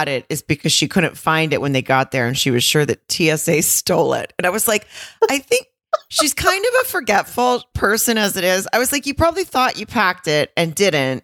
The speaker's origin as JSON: {"language": "English", "region": "California", "country": "United States", "said": "As a Californian myself"}